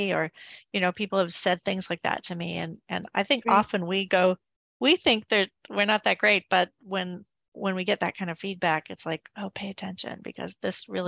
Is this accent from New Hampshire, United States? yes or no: no; Maine, United States; he's from the state of Maine too. So he's from my home state.